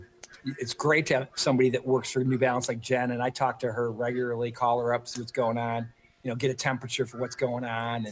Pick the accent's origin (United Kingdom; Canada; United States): United States; Traverse City, Michigan; now in Lansing, United States; my hometown's Traverse City